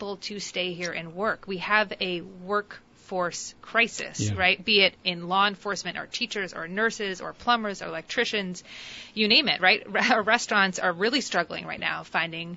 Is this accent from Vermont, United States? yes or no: yes; Orange County, Vermont, United States; moved away as an adult; also born or lived in Washington; I grew up in Orange County, worked in Washington a bit, came back to Vermont